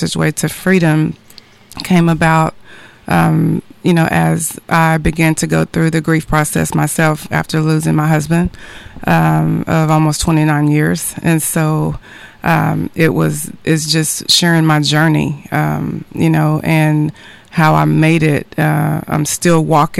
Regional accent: Texarkana, United States; now in Frisco, United States; I'm from the Texarkana area. I actually live in Frisco currently, but family is here

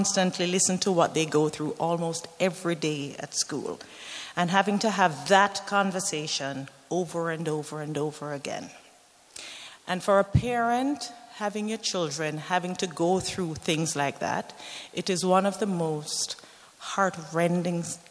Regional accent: Jamaica; moved away as an adult; also born or lived in London / Italy; now in Canada; I was born in Jamaica. I'm very proud of being a Jamaican

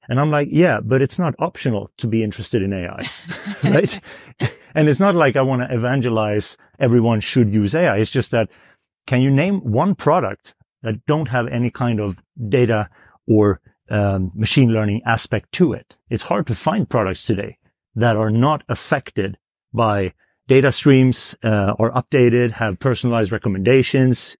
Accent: Sweden; I'm from Sweden

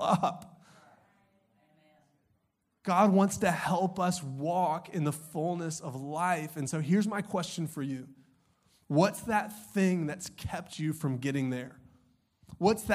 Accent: Augusta, Georgia, United States; I grew up in Augusta, Georgia.

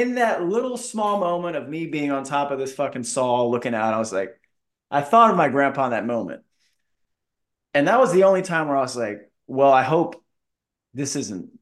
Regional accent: Florida, United States; I'm from Florida. Like, I've seen palm trees my whole life

